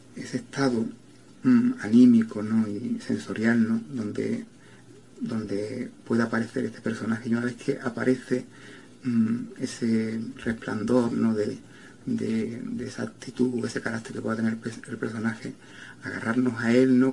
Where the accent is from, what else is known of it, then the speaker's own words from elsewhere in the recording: Jerez de la Frontera, Andalusia, Spain; moved away; also born or lived in Barcelona; de mi pueblo, de Jerez de la Frontera, donde yo he nacido